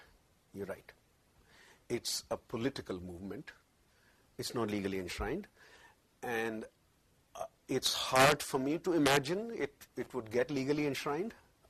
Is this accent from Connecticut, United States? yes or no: no; Hawaii, United States; born there; It is just as well that I was born in Hawaii, where that law didn't operate